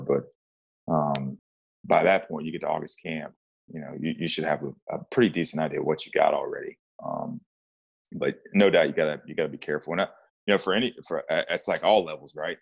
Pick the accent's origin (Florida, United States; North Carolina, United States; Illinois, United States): North Carolina, United States; Charlotte; moved away as an adult; now in East Texas, United States; I was born and raised in Charlotte, North Carolina